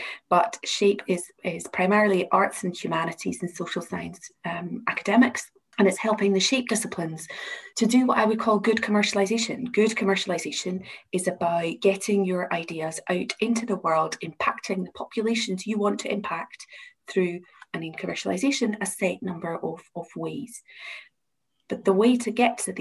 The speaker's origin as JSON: {"language": "English", "town": "Glasgow", "region": "Scotland", "country": "United Kingdom", "accent": "Glasgow (implied)", "said": "I'm the IP and Innovation Manager at the University of Glasgow, as you can probably tell from my accent"}